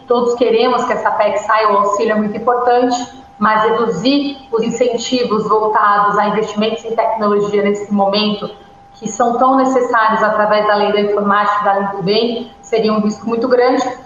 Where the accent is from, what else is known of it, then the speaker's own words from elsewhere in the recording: São Paulo, Brazil; eu nasci na Vila das Belezas, em Campo Limpo, aqui em São Paulo